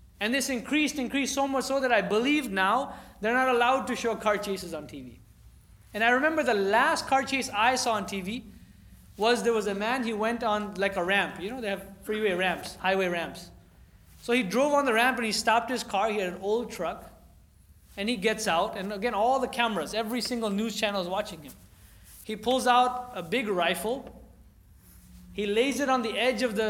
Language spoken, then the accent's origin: English; California, United States; growing up in California